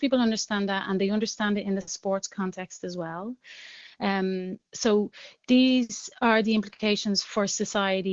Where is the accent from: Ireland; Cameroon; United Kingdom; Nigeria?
Ireland; Dublin, Leinster; moved away as an adult; now in Brussels, Belgium; I grew up very poor in Jobstown in the 80s